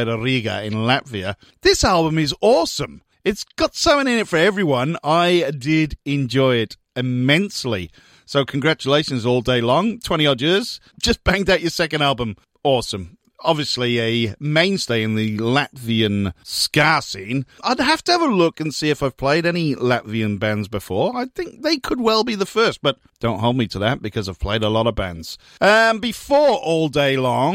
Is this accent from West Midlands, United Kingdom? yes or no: no; Newport, Wales, United Kingdom; moved away; I grew up in Newport.